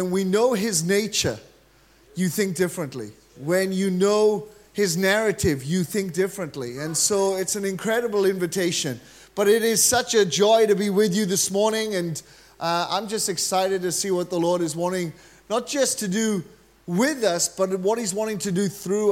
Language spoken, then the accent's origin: English; Wales, United Kingdom; I'm actually from Wales.